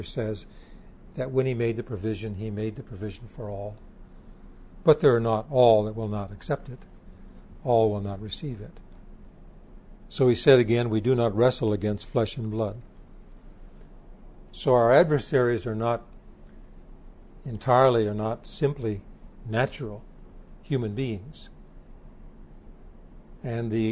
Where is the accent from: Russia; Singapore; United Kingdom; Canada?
Canada; As a Canadian